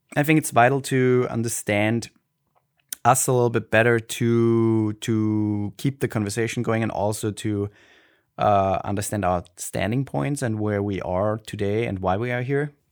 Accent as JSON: {"language": "English", "country": "Austria", "tie": "born or raised there", "accent": "Austrian German", "first_language": "German", "second_language": "English", "said": "I grew up in Austria and I had a nice, nice childhood."}